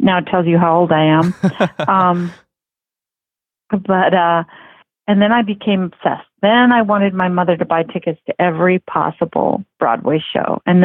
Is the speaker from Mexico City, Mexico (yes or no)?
yes; Mexico City, Mexico; now in Fort Worth, United States; I grew up in Mexico City